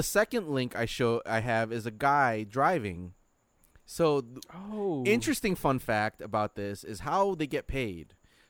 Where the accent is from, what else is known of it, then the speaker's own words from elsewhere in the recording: Philippines; well, we're Filipino, so we're short.